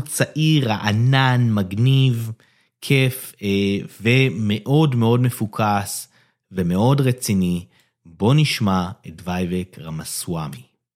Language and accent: Hebrew; Israel; בתור ישראלי